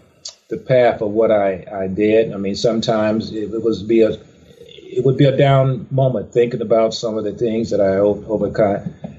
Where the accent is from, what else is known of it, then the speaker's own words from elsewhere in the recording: Charleston, Mississippi, United States; Well, I was born in Mississippi, small town in Charleston, Mississippi.